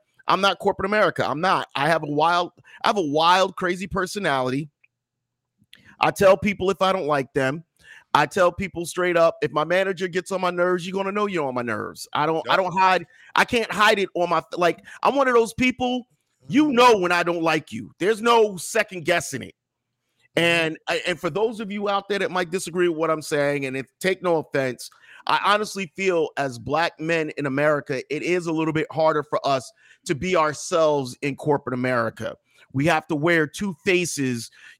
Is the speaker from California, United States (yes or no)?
no; Scotch Plains, New Jersey, United States; moved away as an adult; also born or lived in Minnesota; Born and raised in Scotch Plains, New Jersey. Class of 91, Scotch Plains Fanwood High School.